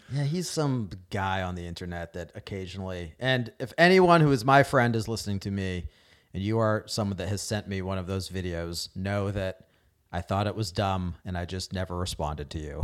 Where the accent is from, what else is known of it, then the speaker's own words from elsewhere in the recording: New England, United States; moved away; also born or lived in Indiana; growing up in New England.